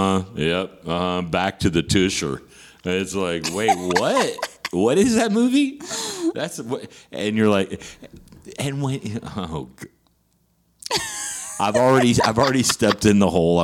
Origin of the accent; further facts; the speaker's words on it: West Virginia, United States; moved away as an adult; also born or lived in Houston, Texas; I'm from West Virginia.